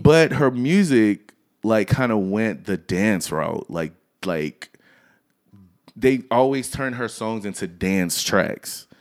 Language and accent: English; Louisiana, United States; I'm from Louisiana